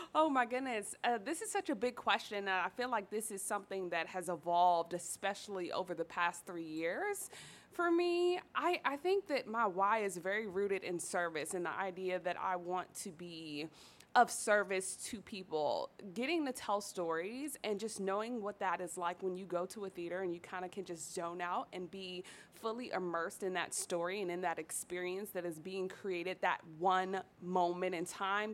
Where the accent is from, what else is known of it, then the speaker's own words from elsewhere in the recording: Washington, District of Columbia, United States; growing up in Southeast DC, growing up in the hood